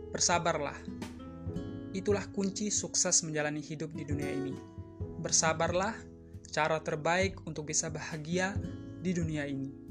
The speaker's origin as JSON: {"language": "Indonesian", "region": "East Nusa Tenggara", "country": "Indonesia", "moved": "as an adult", "lives_now": "Sumbawa, Indonesia", "said": "asal saya dari NTT"}